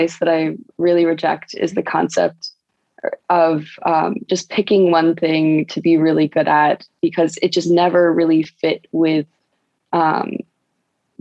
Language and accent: English; North Carolina, United States; now in San Francisco, United States; as a kid, I grew up in North Carolina